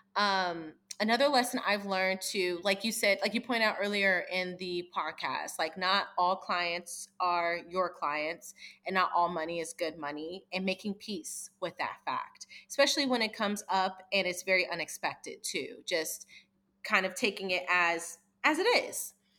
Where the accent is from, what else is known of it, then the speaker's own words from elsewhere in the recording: East Coast, United States; I'm from the East Coast